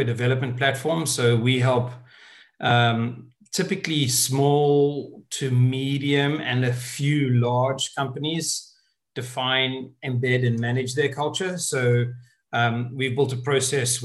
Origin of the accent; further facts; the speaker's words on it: South Africa; moved away as an adult; now in United Kingdom; I'm originally from South Africa. And I moved over to the UK in 99.